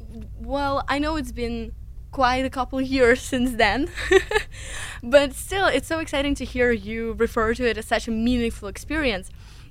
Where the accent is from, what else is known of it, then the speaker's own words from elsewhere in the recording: Moscow, Russia; now in United States; I'm now a junior at Washington Lee University in the United States. Originally, I'm from Moscow, Russia